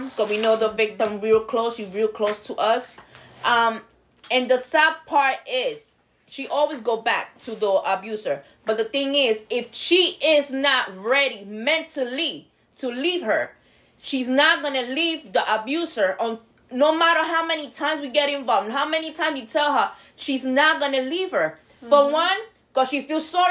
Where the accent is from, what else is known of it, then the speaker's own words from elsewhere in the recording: New York, United States; now in Florida, United States; I'm from New York. I didn't have a license when I moved to Florida